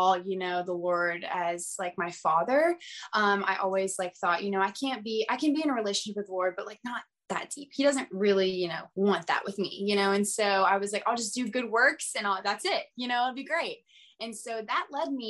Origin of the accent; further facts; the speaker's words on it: outside of Atlanta, Georgia, United States; I grew up outside of Atlanta, my whole life.